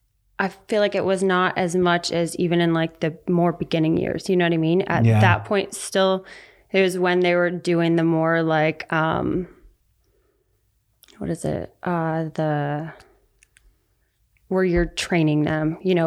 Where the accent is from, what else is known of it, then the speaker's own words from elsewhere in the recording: Attica, New York, United States; Near Buffalo, New York. So a town called Attica.